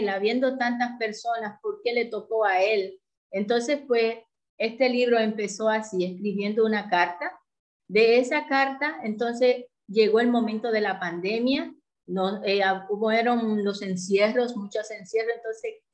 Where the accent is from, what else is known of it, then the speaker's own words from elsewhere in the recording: Dominican Republic; also born or lived in Port-au-Prince, Haiti; soy dominicana, de profesión soy médico, aunque lo ejercí muy poco tiempo porque me dediqué cuando me fui a Puerto Príncipe, Haití, a, más bien al negocio que teníamos junto con mi marido.